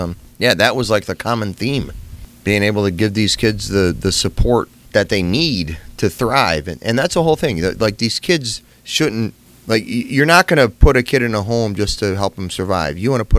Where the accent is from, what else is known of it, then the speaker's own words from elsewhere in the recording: La Crosse, Wisconsin, United States; moved away; La Crosse, Wisconsin, my hometown.